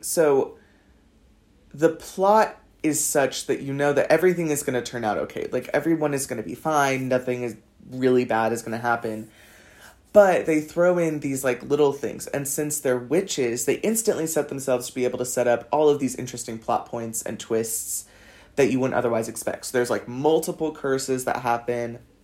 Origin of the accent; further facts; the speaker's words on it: Los Angeles, California, United States; moved away as an adult; also born or lived in south of France; now in France; I'm from Los Angeles